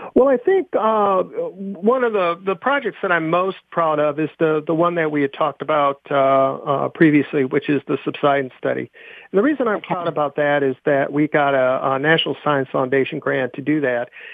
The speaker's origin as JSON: {"language": "English", "town": "Buffalo", "region": "New York", "country": "United States", "tie": "born or raised there", "said": "I grew up in Buffalo, New York"}